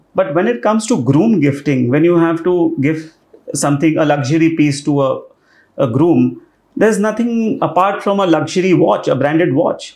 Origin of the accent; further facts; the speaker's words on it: Rajasthan, India; I'm from Rajasthan